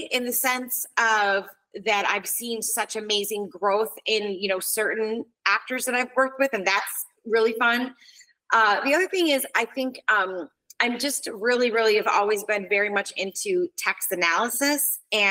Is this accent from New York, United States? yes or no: yes; New York, United States; because I'm Italian and from New York, I think a lot of times it doesn't sound as diplomatic as I think it does in my head